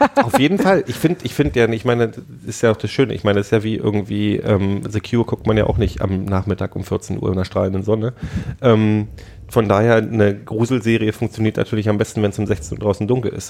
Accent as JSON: {"language": "German", "town": "Frankfurt", "region": "Brandenburg", "country": "Germany", "tie": "born or raised there", "said": "ich bin in Frankfurt Oder aufgewachsen"}